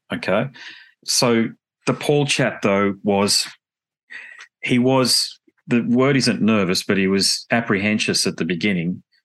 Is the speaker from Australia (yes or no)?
yes; Australia; I'm about as Australian as you get